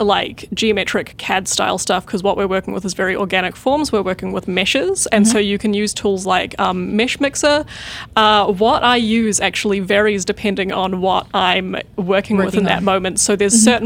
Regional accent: New Zealand; moved away as an adult; I'm from New Zealand

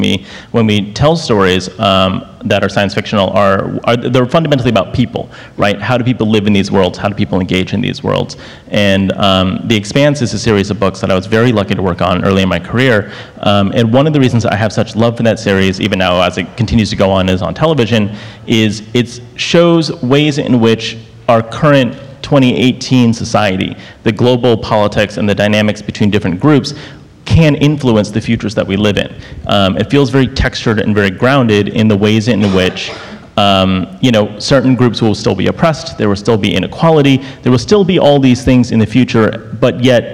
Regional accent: South Florida, United States; I grew up in South Florida, a couple hours away from Cape Canaveral

